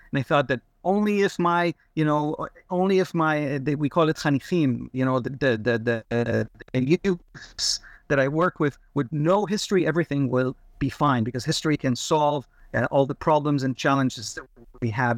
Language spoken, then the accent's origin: English; Kfar Saba, Central District, Israel; English is a second language; born and raised in Israel in Kfar Saba